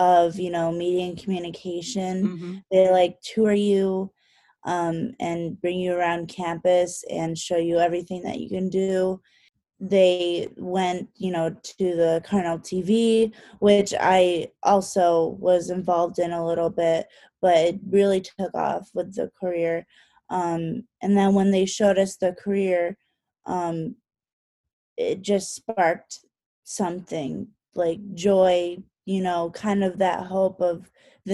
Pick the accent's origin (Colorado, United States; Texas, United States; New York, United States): New York, United States; Rochester; I'm originally from Rochester. So I grew up hearing a lot about Fisher